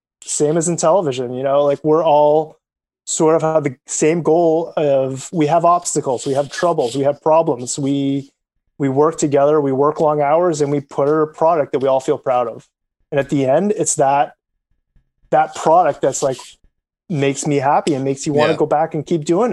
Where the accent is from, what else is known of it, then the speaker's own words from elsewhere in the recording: Canada; as a Canadian